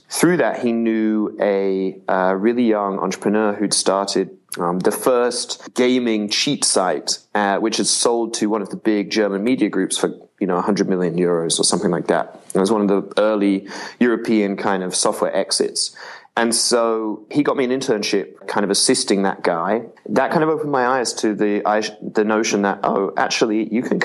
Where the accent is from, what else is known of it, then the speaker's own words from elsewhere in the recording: England, United Kingdom; I grew up in England